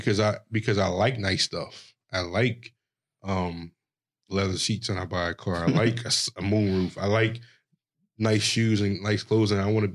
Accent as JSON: {"language": "English", "town": "Philadelphia", "region": "Pennsylvania", "country": "United States", "tie": "born or raised there", "said": "I grew up in the hood, Philadelphia"}